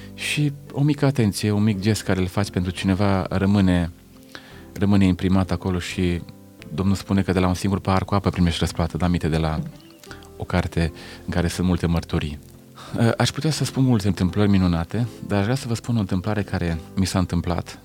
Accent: Lugoj, Timiș County, Romania; sunt de la Lugoj

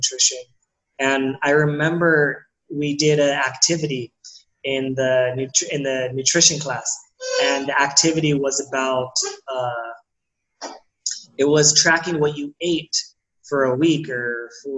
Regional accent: San Diego, California, United States; I'm from San Diego. I'm born and raised in San Diego, California

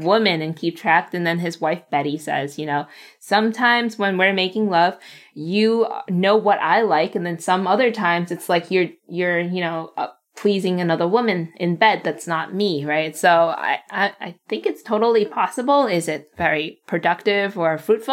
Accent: United States; English is a second language; a young Asian American female growing up in America

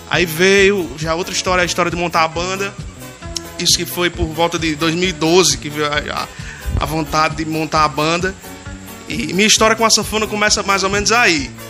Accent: Açu, Rio Grande do Norte, Brazil; E sou de Açu, da terra dos poetas, da terra do São João mais antigo do mundo.

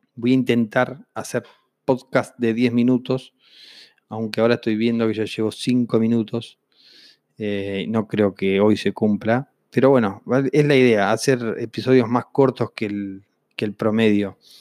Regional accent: Vista Alegre Norte, Neuquén, Argentina; crecí en Neuquén, en un pueblo de 2.500 habitantes eh, que se llama Vista Alegre Norte

